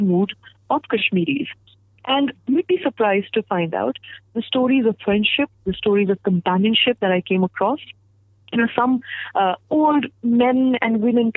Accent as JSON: {"language": "English", "country": "India", "said": "I'm a proud Indian because of the diversity of this country"}